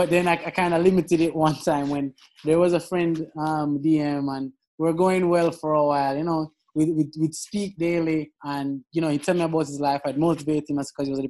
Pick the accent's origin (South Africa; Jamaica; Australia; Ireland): Jamaica; We're Jamaican.